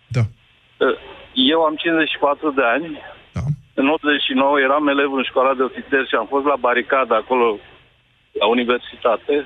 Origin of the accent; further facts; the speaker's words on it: Romania; moved away as an adult; am plecat din România în septembrie 2018